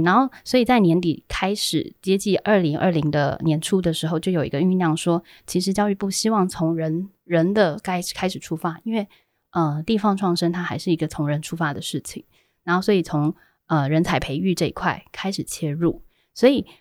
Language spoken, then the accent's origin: Chinese; Keelung, Taiwan; 我是基隆人